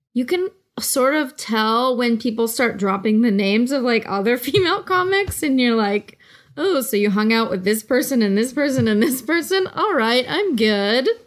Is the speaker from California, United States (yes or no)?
yes; the Bay Area, California, United States; I'm from the Bay Area, and it's, like, a very, uh, Oh, it's like a place with a lot of local pride